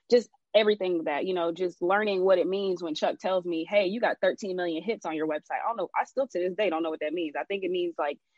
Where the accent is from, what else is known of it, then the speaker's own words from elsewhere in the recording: Jamaica; You know, I'm Jamaican and my grandfather's Chinese. I'm Jamaican and Chinese.